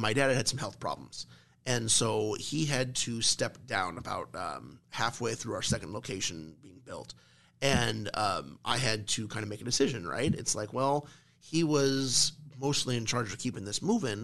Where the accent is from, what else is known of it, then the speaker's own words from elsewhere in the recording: Omaha, Nebraska, United States; me and my family, we're from Millard, right? I'm a Millard South graduate